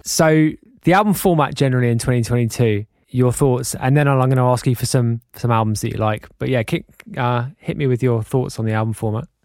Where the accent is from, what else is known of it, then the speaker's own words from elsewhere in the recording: London, United Kingdom; I was born in London and brought up in the U K, but the vast majority of my family are Irish